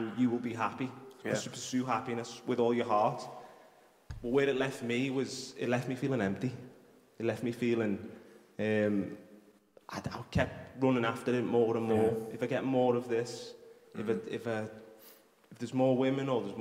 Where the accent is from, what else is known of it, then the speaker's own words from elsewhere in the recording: Liverpool, North West England, United Kingdom; accent: Scouse; I'm from Toxteth, just down the road